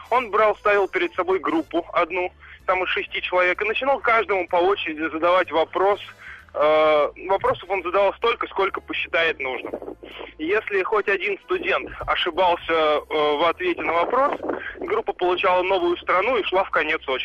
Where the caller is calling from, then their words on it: Moscow, Russia; я из Москвы.